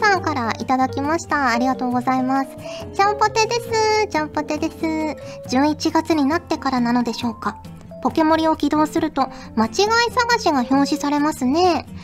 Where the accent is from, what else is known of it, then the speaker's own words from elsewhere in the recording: Fukuoka, Japan; now in Tokyo, Japan; 昔福岡に住んでいた